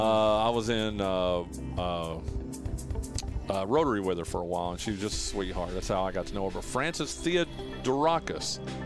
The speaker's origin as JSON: {"language": "English", "area": "Wilkes County", "region": "North Carolina", "country": "United States", "tie": "born or raised there", "said": "as a young, a young preteen and teen growing up in Wilkes County"}